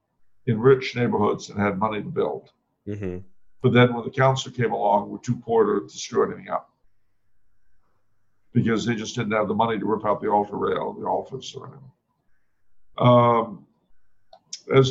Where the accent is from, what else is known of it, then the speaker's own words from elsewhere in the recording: California, United States; I was raised in California